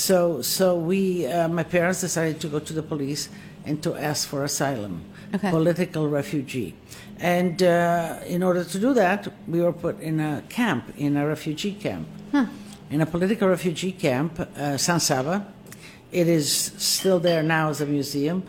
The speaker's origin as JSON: {"language": "English", "region": "Istria County", "country": "Croatia", "tie": "born or raised there", "moved": "yes", "said": "I was born in Istria, Italian, and as I was born, it went under communism. And so my young years, if you will, formative years, I spent under Yugoslavia, but in an Italian home."}